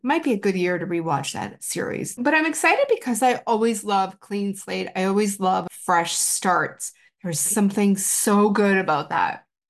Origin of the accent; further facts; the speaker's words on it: Canada; being in Canada and being Canadian